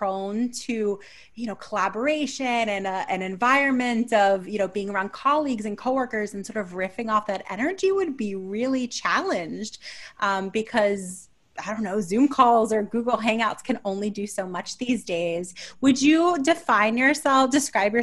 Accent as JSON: {"language": "English", "region": "New York", "country": "United States", "said": "I'm a New Yorker"}